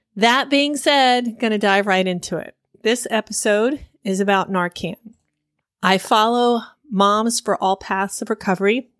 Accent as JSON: {"language": "English", "town": "Miami", "region": "Florida", "country": "United States", "tie": "born or raised there", "said": "I grew up in Miami in the 80s"}